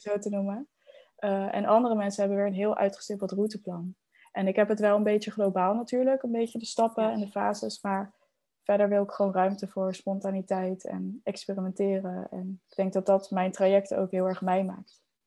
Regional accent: Netherlands; now in El Palmar, Spain; als Hollanders

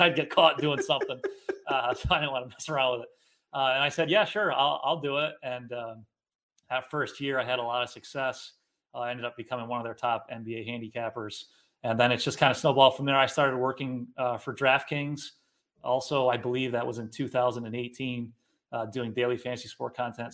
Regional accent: Ballston Spa, New York, United States; also born or lived in Guilderland, New York; I grew up in Ballston Spa. Um, I live in Gilderland now, so I've been in the Capital Region basically my whole life

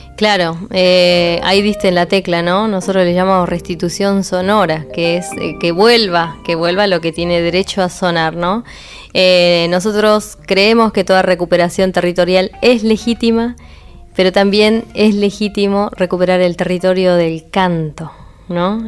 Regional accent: Neuquén, Argentina; yo nací, nací en Neuquén, en un lugar en, que estaba rodeado de canales, ríos y acequias

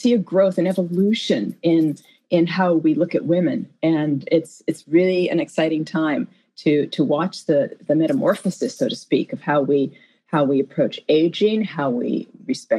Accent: Los Angeles, California, United States; I was born in Hollywood, California

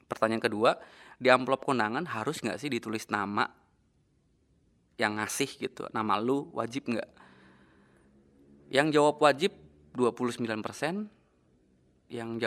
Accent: Cirebon, West Java, Indonesia; kayak di daerah rumah gue di desa gue di kabupaten Cirebon

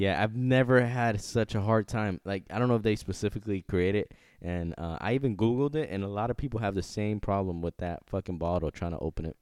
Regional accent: Tampa, Florida, United States; I'm from Tampa, Florida

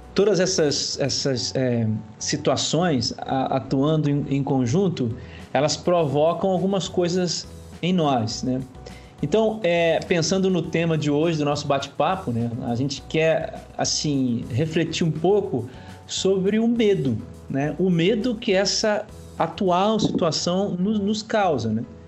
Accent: Itaperuna, Rio de Janeiro, Brazil; nós somos de Itaperuna, no estado do Rio de Janeiro

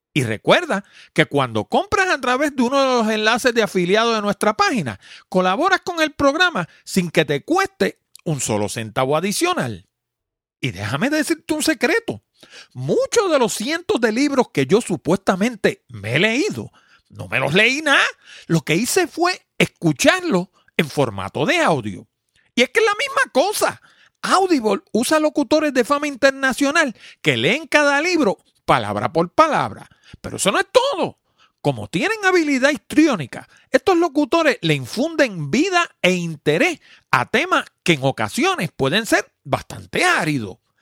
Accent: Puerto Rico

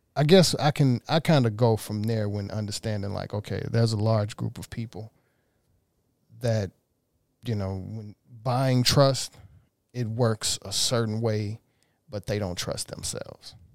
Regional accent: Mississippi, United States; now in Los Angeles, United States; I'm in downtown L A. I'm from Mississippi.

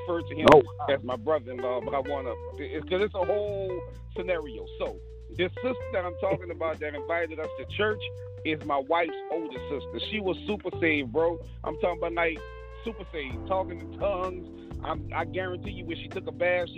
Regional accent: New Orleans, Louisiana, United States; I grew up in the regular New Orleans black family

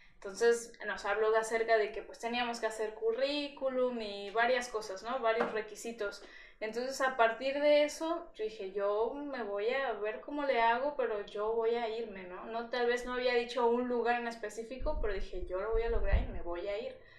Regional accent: Veracruz, Mexico; yo soy de aquí de Veracruz y pues nunca había vivido sola

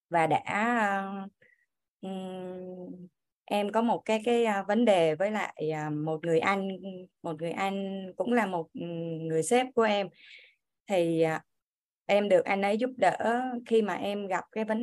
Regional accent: Kien Giang, Vietnam; em đến từ Kiên Giang em sinh năm 1981

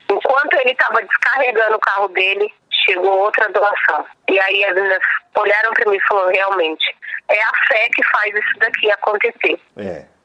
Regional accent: São Paulo, Brazil; Eu nasci aqui em Paraisópolis

